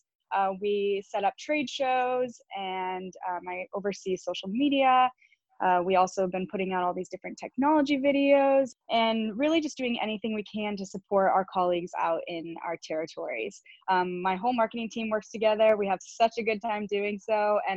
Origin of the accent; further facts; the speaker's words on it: Chicago, Illinois, United States; moved away as an adult; also born or lived in California; now in Nashville, United States; I grew up in Chicago